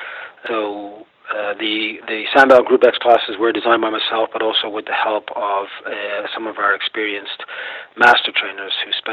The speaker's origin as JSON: {"language": "English", "town": "Austin", "region": "Texas", "country": "United States", "said": "So, and we're both from Austin."}